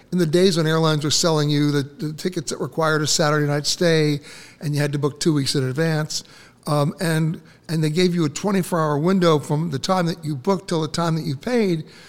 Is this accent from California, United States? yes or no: no; New York City, New York, United States; when I was growing up in Manhattan